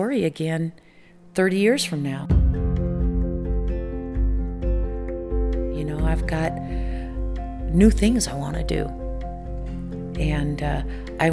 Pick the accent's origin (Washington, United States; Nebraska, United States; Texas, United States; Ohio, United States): Nebraska, United States; moved away; I'm originally from Nebraska